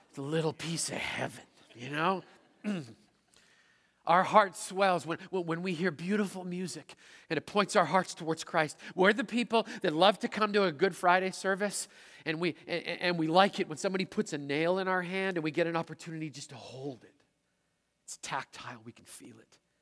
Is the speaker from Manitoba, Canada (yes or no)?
yes; Manitoba, Canada; moved away as an adult; also born or lived in Seattle; I'm a prairie kid from Manitoba